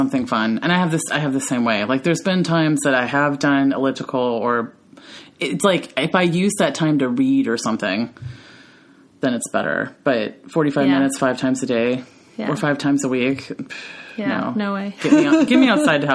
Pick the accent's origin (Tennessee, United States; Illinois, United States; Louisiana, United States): Tennessee, United States; Memphis; I'm from Memphis, Tennessee. I was raised with a bunch of Southern women.